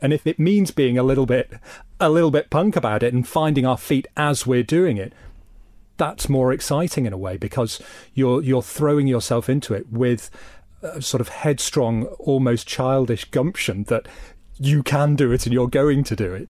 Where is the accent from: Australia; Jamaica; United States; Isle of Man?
Isle of Man; moved away as an adult; the Isle of Man and this wonderful place that I grew up